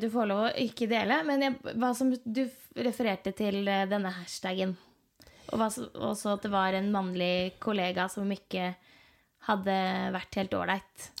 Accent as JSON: {"language": "Norwegian", "town": "Horten", "region": "Vestfold", "country": "Norway", "said": "Jeg er fra Horten"}